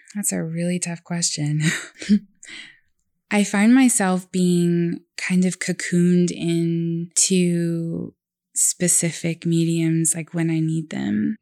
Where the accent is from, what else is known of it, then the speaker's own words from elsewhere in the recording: Oklahoma, United States; born in, you know, Oklahoma County